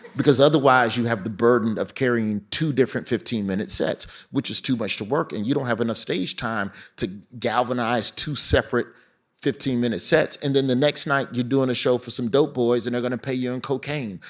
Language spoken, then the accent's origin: English; Birmingham, Alabama, United States; moved away as an adult; also born or lived in Florida; growing up in Birmingham